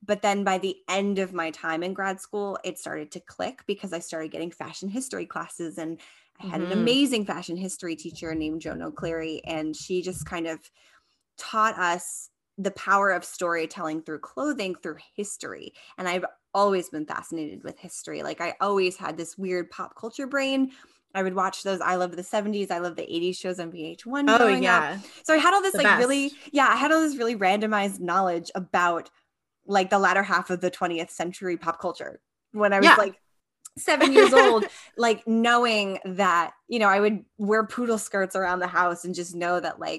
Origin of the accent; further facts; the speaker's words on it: Long Island, New York, United States; now in Queens, United States; Yeah, so I am from Long Island, New York, and I am based out of Queens, New York.